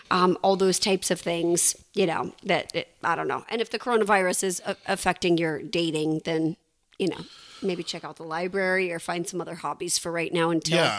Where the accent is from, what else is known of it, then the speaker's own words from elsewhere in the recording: Arizona, United States; moved away; I'm from Arizona originally, raised there, not born there, but raised there.